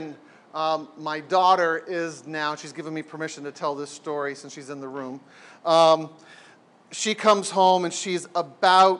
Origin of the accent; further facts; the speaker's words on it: San Diego, California, United States; I grew up in San Diego